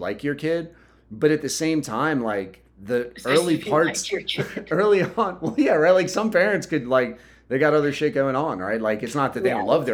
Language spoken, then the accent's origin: English; Southern Delaware, United States; I'm from Southern Delaware